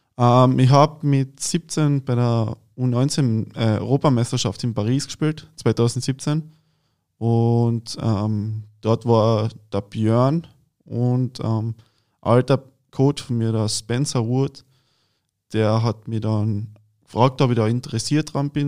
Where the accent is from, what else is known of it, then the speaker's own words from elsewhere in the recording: Klagenfurt-Land, Carinthia, Austria; now in Berlin, Germany; ich bin aus Klagenfurt-Land, das ist in Kärnten in Österreich